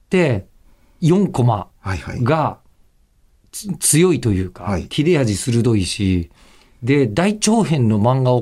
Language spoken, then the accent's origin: Japanese; Osaka, Japan; moved away as an adult; now in Tokyo, Japan; ご地元大阪ですよ